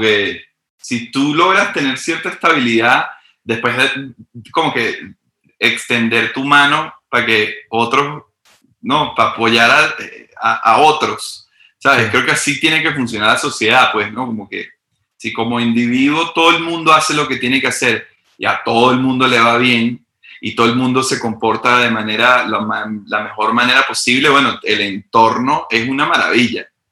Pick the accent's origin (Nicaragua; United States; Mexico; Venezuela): Venezuela; moved away; Yo vengo de Venezuela, un país extremadamente, o sea, súper bizarro.